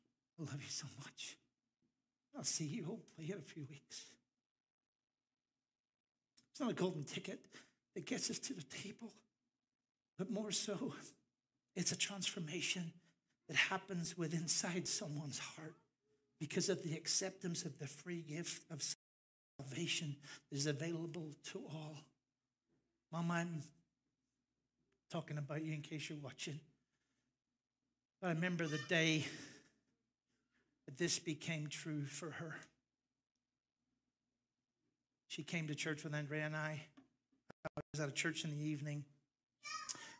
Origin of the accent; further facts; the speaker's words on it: Larne, Northern Ireland, United Kingdom; moved away; my local minister back home in Larne, County Antrim, Northern Ireland. My accent's coming back